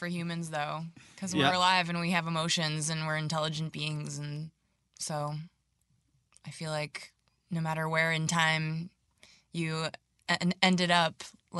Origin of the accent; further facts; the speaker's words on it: Dunstable, Massachusetts, United States; moved away as an adult; my hometown of Dunstable, Massachusetts, which is like population 2000, like farming community